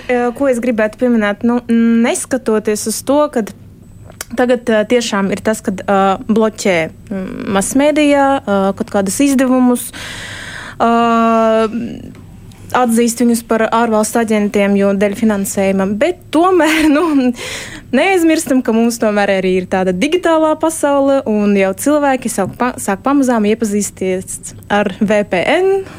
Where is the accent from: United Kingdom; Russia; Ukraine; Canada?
Russia; Saint Petersburg; moved away as an adult; now in Latvia; es esmu no Pēterburgas